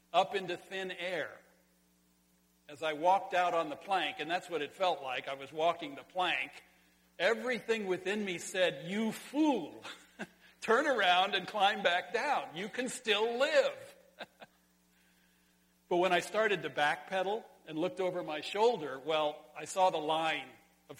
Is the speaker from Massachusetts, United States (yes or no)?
no; Sonora, California, United States; in California, in my hometown, at the Sonora High School swimming pool high dive.